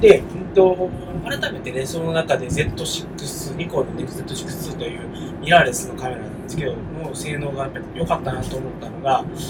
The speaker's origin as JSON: {"language": "Japanese", "region": "Kansai", "country": "Japan", "tie": "born or raised there", "said": "地元関西なんですけど"}